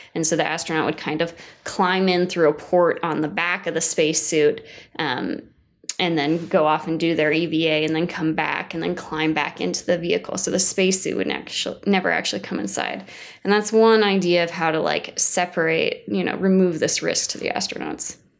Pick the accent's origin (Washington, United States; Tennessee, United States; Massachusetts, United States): Washington, United States; moved away; I'm from Washington State originally